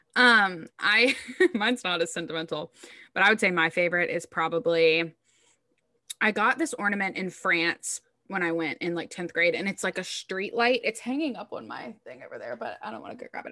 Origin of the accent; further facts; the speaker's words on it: the South, United States; I'm from the South